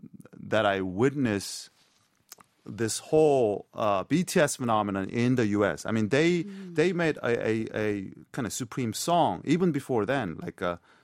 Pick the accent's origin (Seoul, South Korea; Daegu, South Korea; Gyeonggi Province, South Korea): Gyeonggi Province, South Korea; Paju; moved away as an adult; also born or lived in United States